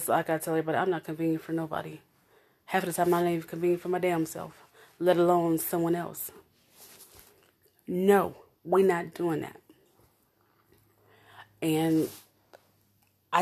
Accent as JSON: {"language": "English", "town": "Omaha", "region": "Nebraska", "country": "United States", "tie": "born or raised there", "said": "I was raised in North Omaha. I was raised in the bottoms. Born and raised, baby."}